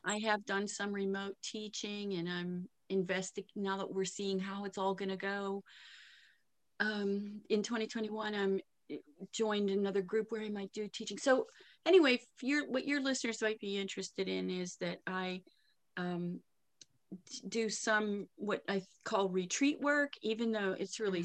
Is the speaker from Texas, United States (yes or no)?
no; Pittsburgh, Pennsylvania, United States; accent: Pittsburgh; moved away as an adult; also born or lived in Lakewood, Ohio; my accent's from Pittsburgh